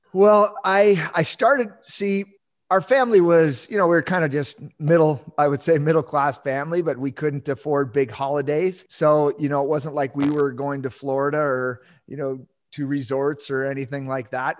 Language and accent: English; Southern Ontario, Canada; moved away as an adult; now in Yukon, Canada; I grew up in, yeah, in Southern Ontario